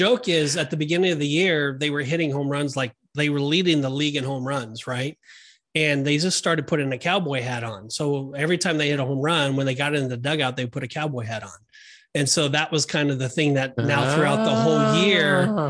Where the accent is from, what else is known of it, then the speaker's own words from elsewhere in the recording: Orange County, California, United States; I was brought up in Orange County, California.